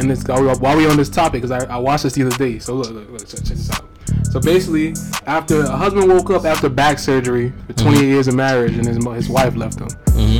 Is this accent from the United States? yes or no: no; Jamaica; I'm Jamaican.